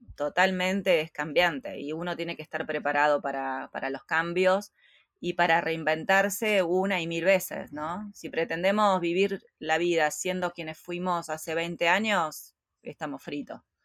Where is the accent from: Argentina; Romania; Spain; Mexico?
Argentina; moved away as an adult; nosotros salimos de Argentina